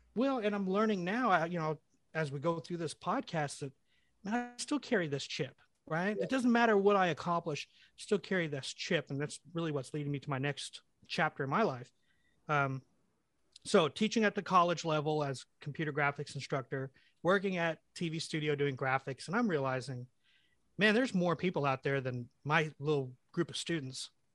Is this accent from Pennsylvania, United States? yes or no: no; El Reno, Oklahoma, United States; also born or lived in London, England; I moved to the United States when I was four years old. My parents picked El Reno, Oklahoma